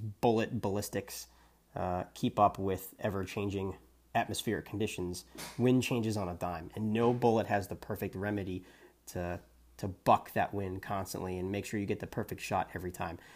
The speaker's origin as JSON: {"language": "English", "region": "New Hampshire", "country": "United States", "said": "I'm from New Hampshire"}